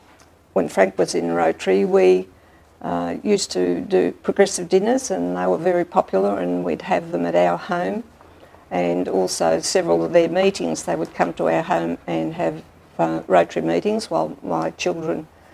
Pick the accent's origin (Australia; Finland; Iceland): Australia; Tallangatta, Victoria; now in Albury, Australia; I was born in Altalangata and I lived on a dairy farm up the mid and north area and went to school. My primary years I went to the now defunct mid and north primary school.